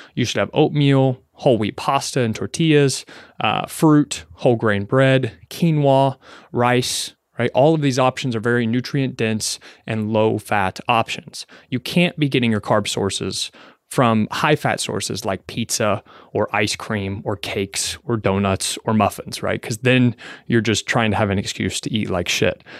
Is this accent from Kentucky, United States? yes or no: yes; Kentucky, United States; now in New York City, United States